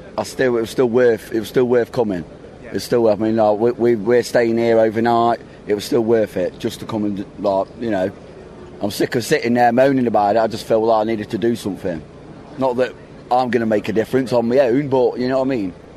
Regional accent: Bryne, Rogaland, Norway; I'm from Norway. Same, same. We are from the same area, Bryne, okay. in uh, Norway.

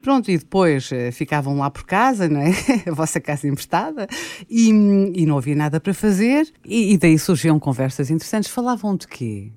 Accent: Guinea-Bissau; eu sou guineense também, eu nasci na Guiné-Bissau

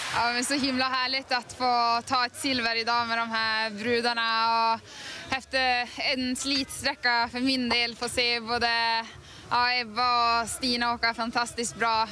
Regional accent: Gävle, Gävleborg County, Sweden; jag började spela 1989 hemma i Gävle på ett flippercafé

